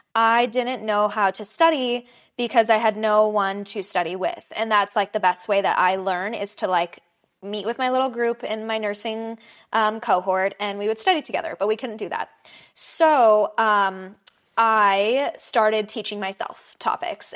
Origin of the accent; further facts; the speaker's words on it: Los Angeles, California, United States; I'm from Los Angeles. So, born and raised here, never really left